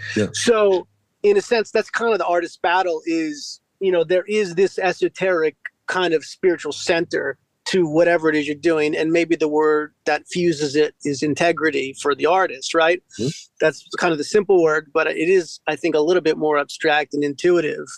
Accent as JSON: {"language": "English", "town": "Westminster", "region": "Maryland", "country": "United States", "said": "I'm from Carroll County out in Westminster, uh, about an hour outside of Baltimore"}